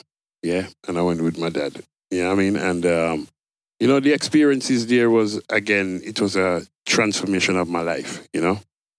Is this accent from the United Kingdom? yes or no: yes; Birmingham, West Midlands, United Kingdom; also born or lived in Jamaica; born and grew in Birmingham, you know, and I kept going back to Jamaica at an early age, so it was a bit strange, you know. But born and bred in England, yeah.